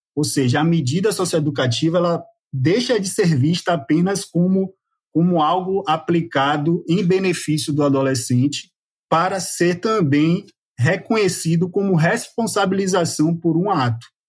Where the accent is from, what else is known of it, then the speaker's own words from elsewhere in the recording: Bahia, Brazil; nós que somos baianos